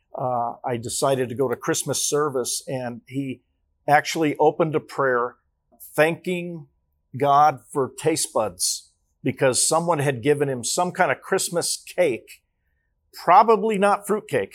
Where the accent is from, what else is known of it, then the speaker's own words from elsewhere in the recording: Los Angeles, California, United States; I was born in Los Angeles, California